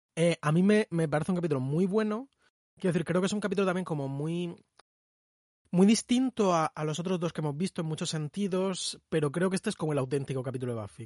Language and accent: Spanish; Spain; español no estadounidense